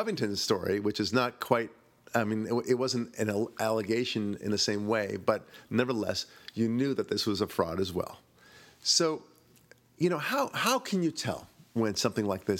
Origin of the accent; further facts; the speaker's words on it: Israel; moved away; I'm from Israel originally